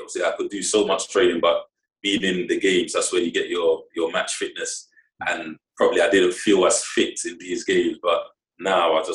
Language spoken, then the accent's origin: English; London, United Kingdom; moved away as an adult; also born or lived in Oxford / Scotland; now in Morecambe, United Kingdom; I grew up 5 minutes from the stadium. So that was kind of my hometown.